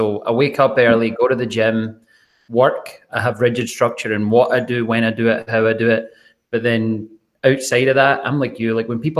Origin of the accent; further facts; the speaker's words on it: Scotland, United Kingdom; I'm Scottish.